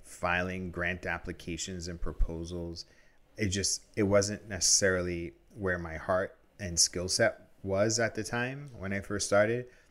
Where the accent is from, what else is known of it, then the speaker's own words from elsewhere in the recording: New York City, New York, United States; I grew up in New York in the eighties